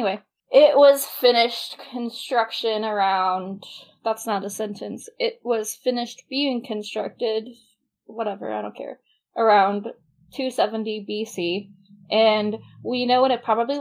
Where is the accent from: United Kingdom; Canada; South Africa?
United Kingdom; England; where I grew up in England, the house is on a corner